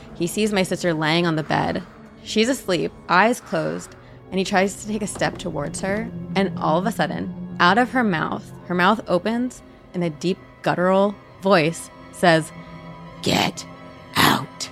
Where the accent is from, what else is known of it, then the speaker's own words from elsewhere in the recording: New Jersey, United States; I'm from New Jersey